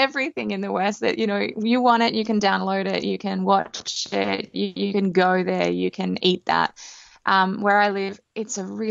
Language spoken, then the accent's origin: English; Australia; moved away as an adult; now in India; growing up in Australia, where the thing to do is, have a barbecue